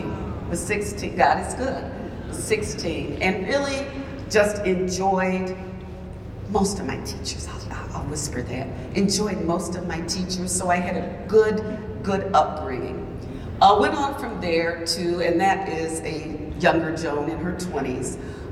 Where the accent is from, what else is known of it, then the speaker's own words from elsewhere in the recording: Milwaukee, Wisconsin, United States; Born and raised in Milwaukee